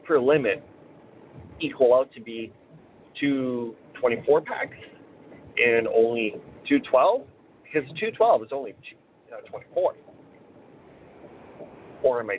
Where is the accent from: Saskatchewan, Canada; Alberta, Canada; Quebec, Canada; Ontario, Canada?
Saskatchewan, Canada; Weyburn; my hometown of Weyburn